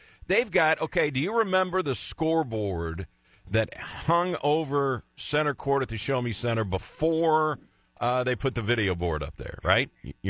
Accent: Macomb, Illinois, United States; moved away; I was from Macomb

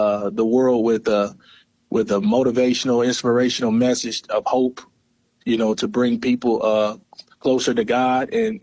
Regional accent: East Prairie, Missouri, United States; also born or lived in Sikeston, Missouri; Born and raised in East Prairie, Missouri.

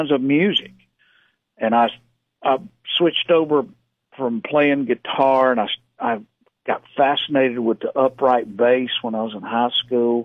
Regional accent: South Carolina, United States; That's where I kind of grew up out there and learned to play a little music

